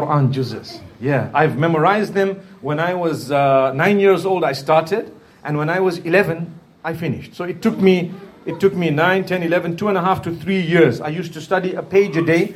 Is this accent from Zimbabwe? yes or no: yes; Zimbabwe; I'm from Zimbabwe. That's in Africa, in the southern part of Africa